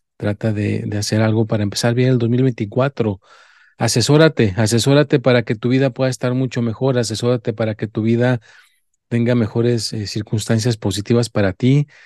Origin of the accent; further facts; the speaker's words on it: Mexico; yo soy mexicano